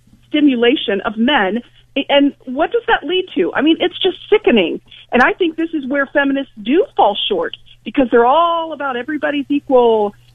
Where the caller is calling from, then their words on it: Ohio, United States; Good morning, Bob. Ohio.